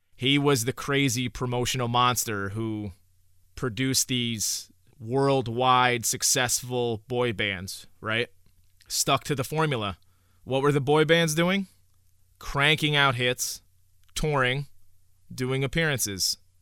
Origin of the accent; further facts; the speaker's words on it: Newburgh, New York, United States; also born or lived in Oneonta, New York; I grew up in Newburgh, New York, which is, uh, in the Hudson Valley area